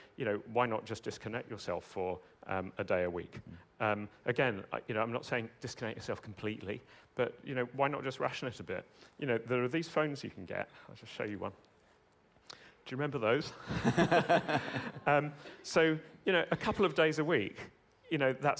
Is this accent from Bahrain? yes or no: no; United Kingdom; I'm British